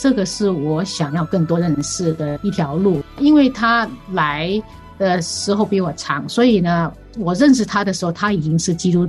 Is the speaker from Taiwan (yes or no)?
no; Hong Kong; now in United States; 是的，我们两个都是从香港来的。那我们呢，在香港呢，其实我们所住的那个地方呢，走路大概两分钟而已。